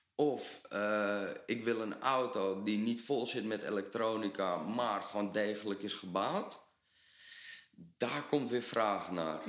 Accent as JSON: {"language": "Dutch", "country": "Netherlands", "said": "we als Nederlander"}